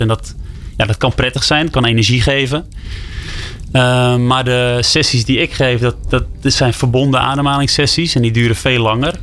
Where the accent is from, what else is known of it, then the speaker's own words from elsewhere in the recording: West Friesland, North Holland, Netherlands; Ik kom uit West-Friesland, ergens in eh, Noord-Holland.